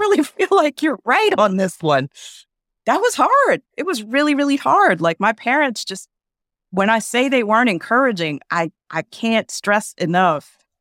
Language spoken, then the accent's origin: English; Philadelphia, Pennsylvania, United States; I grew up in Philadelphia